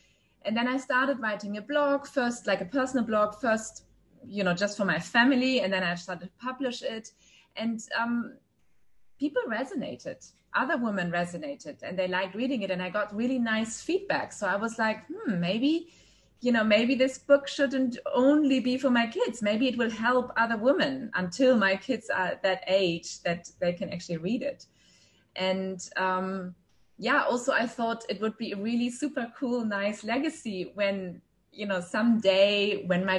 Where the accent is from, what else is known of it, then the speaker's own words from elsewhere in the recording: Germany; now in Dubai, United Arab Emirates; I'm originally from Germany, but I've lived across many countries and now for 9 years here in Dubai.